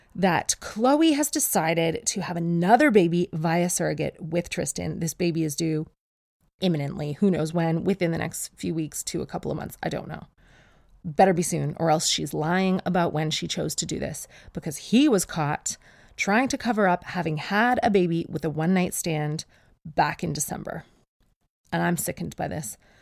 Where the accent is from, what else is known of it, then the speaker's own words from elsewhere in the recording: Canada; now in England; I'm Canadian. And I was born with snowshoes.